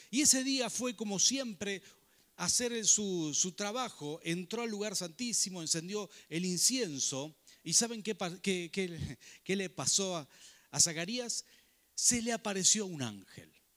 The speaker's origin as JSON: {"language": "Spanish", "town": "Rafaela", "region": "Santa Fe", "country": "Argentina", "tie": "born or raised there", "also_born_or_lived": "Buenos Aires", "moved": "as an adult", "said": "Crecimos en Rafaela, toda la protección de un gran grupo familiar, trabajo, etcétera. Y llegar a Buenos Aires"}